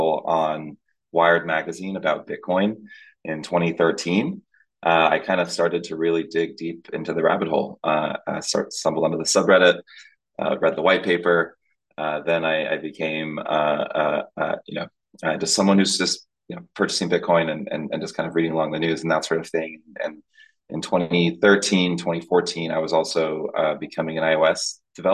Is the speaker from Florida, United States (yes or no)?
yes; Tampa, Florida, United States; also born or lived in Dominican Republic; I was born in the Dominican Republic in the Caribbean, but from 2 years old, moved to Tampa, Florida